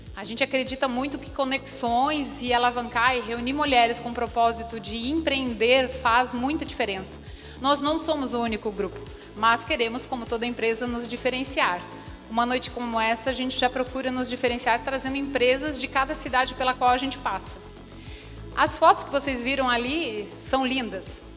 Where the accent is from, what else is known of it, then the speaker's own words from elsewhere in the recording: Rio do Sul, Santa Catarina, Brazil; eu sou de Rio do Sul